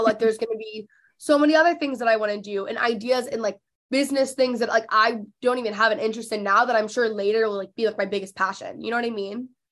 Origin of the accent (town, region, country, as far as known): McKinney, Texas, United States; born or raised there; also born or lived in Los Angeles; now in Dallas, United States